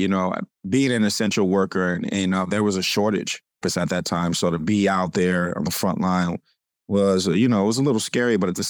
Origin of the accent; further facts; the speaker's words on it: California, United States; I'm from California, you know, the South.